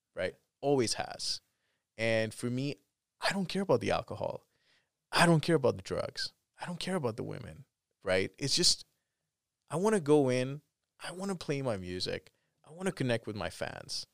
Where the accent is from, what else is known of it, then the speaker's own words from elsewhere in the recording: Canada; I'm Canadian